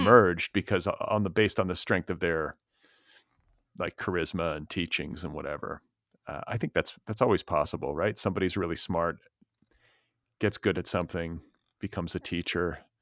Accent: Midwest, United States; also born or lived in Wisconsin; I'm from the Midwest

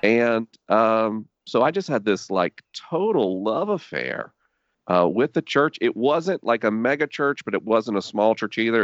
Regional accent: Tallahassee, Florida, United States; maybe three things define my childhood. One, being Tallahassee

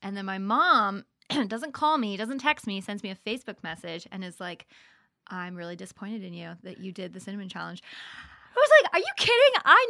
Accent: North Carolina, United States; also born or lived in Virginia / Maryland; We are from North Carolina-ish by way of Virginia, by way of Maryland.

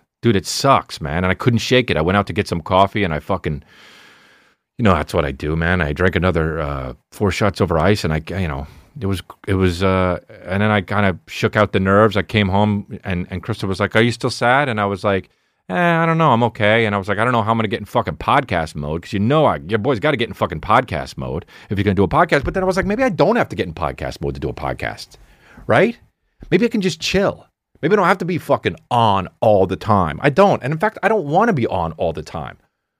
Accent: Kentucky, United States; Hell yeah, I'm from Kentucky. I'm a coach from Kentucky

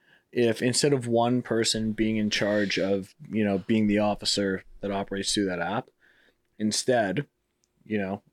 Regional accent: Toronto, Ontario, Canada; I'm from Toronto.

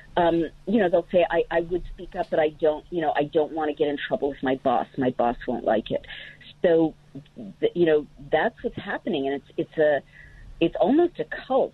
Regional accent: California, United States; California, where I grew up

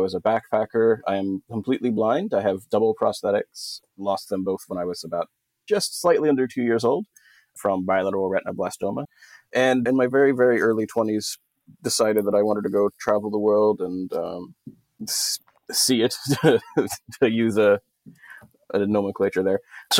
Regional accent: Texas, United States; I'm from Texas, but you wouldn't know unless I told you. I killed my accent and buried it a long time ago.

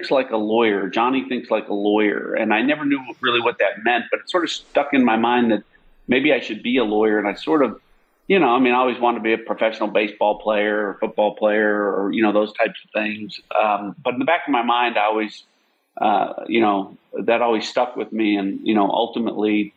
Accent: Illinois, United States; moved away as an adult; now in Texas, United States; I was born and raised in Illinois

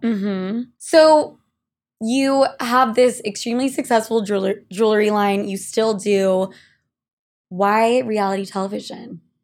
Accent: Utah, United States; now in New York, United States; two gals from Utah here in New York

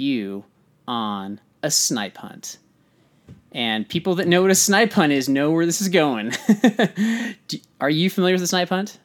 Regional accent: California, United States; I'm from California

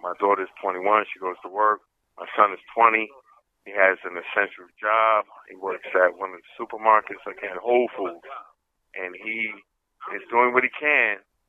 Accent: New York City, New York, United States; I grew up in the Brownsville section of Brooklyn.

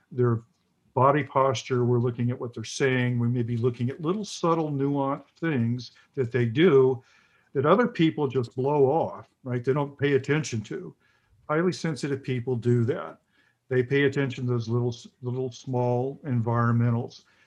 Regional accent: the South, United States; I grew up in the South in the 50s, late 50s, early, and 60s, and the early 70s

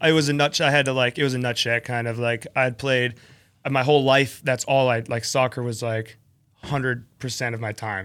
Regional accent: Atlanta, Georgia, United States; born or raised there; also born or lived in West Palm Beach, Florida

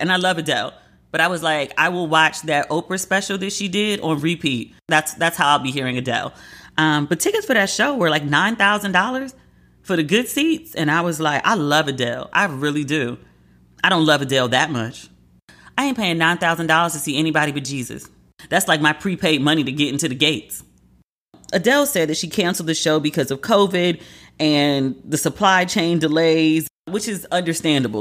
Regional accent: United States; as a Black American

